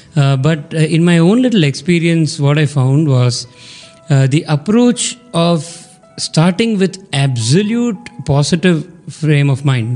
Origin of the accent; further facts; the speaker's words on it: Chennai, Tamil Nadu, India; from Chennai